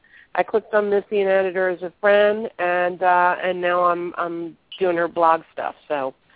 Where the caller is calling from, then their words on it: Northern Virginia, United States; I'm calling from Northern Virginia.